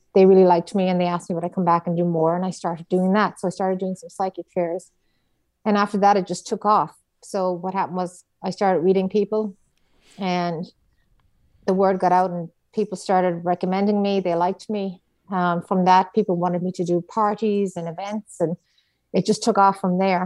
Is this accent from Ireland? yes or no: yes; Ireland; moved away as an adult; now in United States; being an Irish Catholic